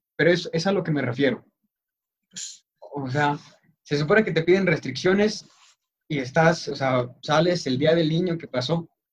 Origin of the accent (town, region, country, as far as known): Mexico